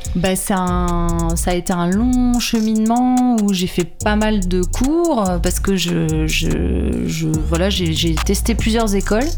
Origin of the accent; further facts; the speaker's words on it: St. Barthélemy; je viens de Saint-Barth, j'ai grandi là-bas, sur cette île